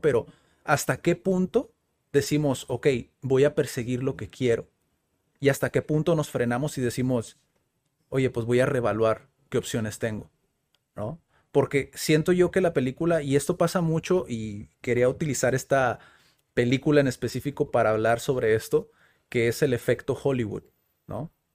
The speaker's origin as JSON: {"language": "Spanish", "country": "Mexico", "said": "Como buenos mexicanos."}